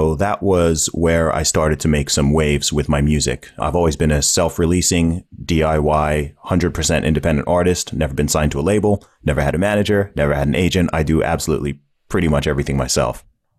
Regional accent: Saudi Arabia; accent: hybrid; also born or lived in England; I was born in England. I grew up in the Middle East in Saudi Arabia. When I was there, I went to an American school for about 8 years, hence the hybrid accent. My family background is originally from Nigeria.

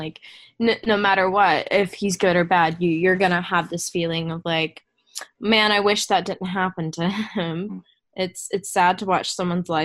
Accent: Kentucky, United States; I'm from Kentucky

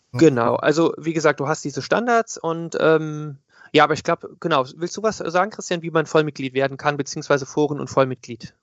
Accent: Koblenz, Rhineland-Palatinate, Germany; ich komme aus Koblenz

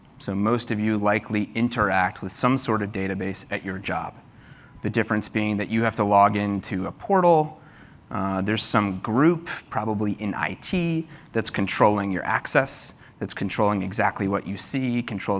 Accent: Texas, United States; moved away; I'm from Texas

